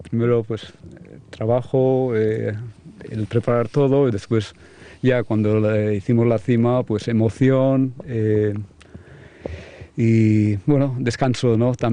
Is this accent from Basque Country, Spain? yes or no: yes; Basque Country, Spain; Ya, que de los mejores eh, somos nosotros, los vascos, porque sois como la familia para mí.